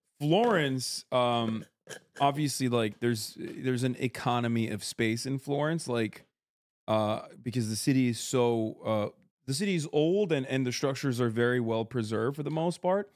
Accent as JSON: {"language": "English", "region": "Istanbul", "country": "Turkey", "tie": "born or raised there", "said": "I grew up in Istanbul"}